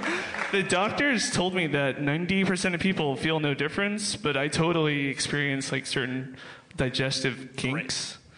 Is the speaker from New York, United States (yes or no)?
no; Los Angeles, California, United States; I'm from Encino